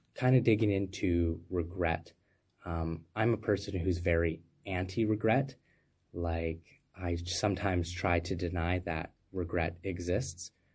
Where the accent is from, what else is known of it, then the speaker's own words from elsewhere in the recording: Canada; I'm a Canadian free thought advocate